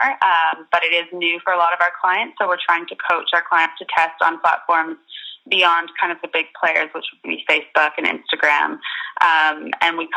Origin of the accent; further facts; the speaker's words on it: Canada; moved away as an adult; now in London, United Kingdom; I'm based in London, where I have been for the past 3 years or so, but I'm originally from Canada